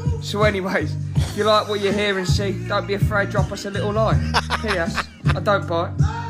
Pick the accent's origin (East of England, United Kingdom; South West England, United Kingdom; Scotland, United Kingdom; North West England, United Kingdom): East of England, United Kingdom; Essex; I'm from Essex.